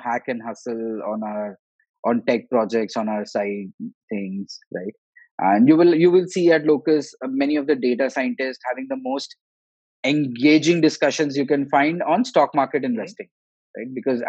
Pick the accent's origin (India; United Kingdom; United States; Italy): India; Goa; My co-founder is from Kharagpur. I'm from Goa.